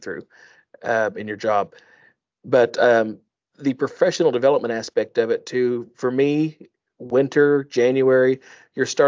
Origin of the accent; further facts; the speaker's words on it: Oklahoma, United States; I'm from Oklahoma